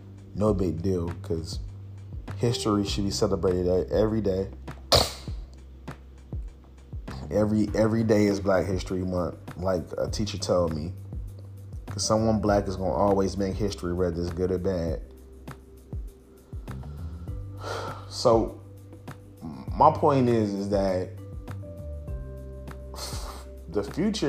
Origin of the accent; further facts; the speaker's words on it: Chicago, Illinois, United States; growing up in Chicago, it was a very different time